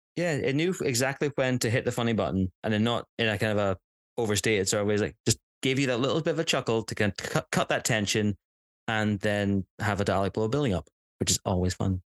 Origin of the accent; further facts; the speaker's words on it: Scotland, United Kingdom; As a Scot, as a Scot